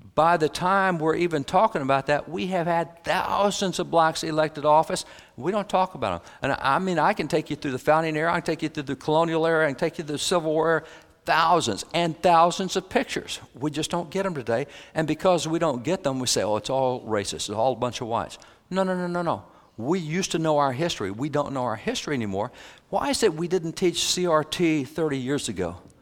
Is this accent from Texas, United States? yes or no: yes; Texas, United States; I'm a cowboy from Texas.